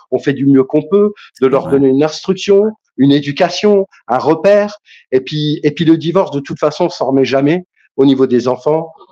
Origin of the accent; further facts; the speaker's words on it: Kabylie, Algeria; Alors, moi, je suis, je suis, je suis maghrébin, je suis kabyle, voilà.